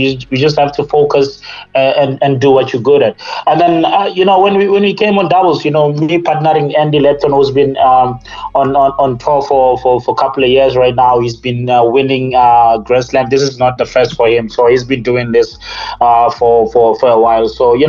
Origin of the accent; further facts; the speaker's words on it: Limpopo, South Africa; and also the fact that, you know, we're from Limpopo, and you know, this is just unbelievable.